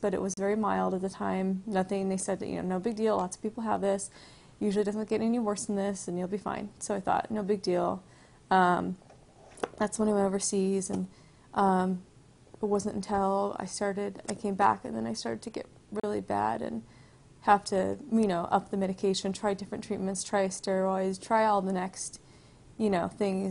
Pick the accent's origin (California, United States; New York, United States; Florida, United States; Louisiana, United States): California, United States; Bradbury; I grew up around here in Bradbury, which is kind of by Duwardy area